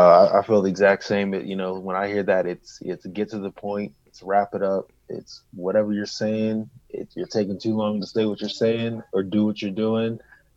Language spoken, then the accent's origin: English; Pittsburgh, Pennsylvania, United States; I'm actually from Pittsburgh, so I'm from here